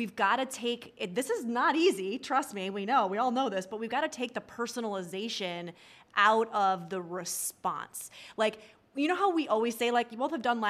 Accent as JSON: {"language": "English", "region": "New York", "country": "United States", "said": "I'm a New Yorker"}